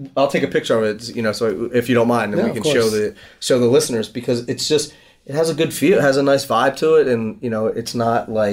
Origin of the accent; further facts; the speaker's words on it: Philadelphia, Pennsylvania, United States; also born or lived in Hoboken, New Jersey; now in San Francisco, United States; I'm from Philadelphia.